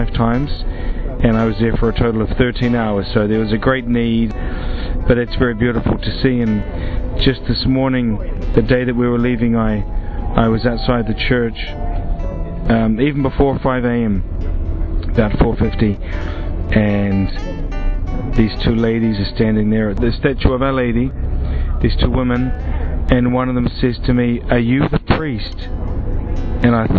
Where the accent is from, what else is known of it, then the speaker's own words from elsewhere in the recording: New Zealand; now in Krakow, Poland; I'm originally from New Zealand, although I live and work in the Archdiocese of Krakow in Poland